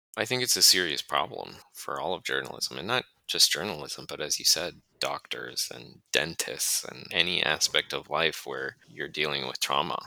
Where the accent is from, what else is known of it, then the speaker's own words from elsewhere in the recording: Duluth, Minnesota, United States; moved away as an adult; I was born and raised and grew up and spent at this point still more than half of my life in Duluth, Minnesota